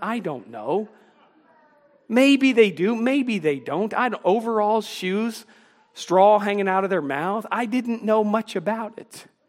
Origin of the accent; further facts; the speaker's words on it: Washington, District of Columbia, United States; moved away as an adult; now in North Carolina, United States; I grew up in the Washington, D C area.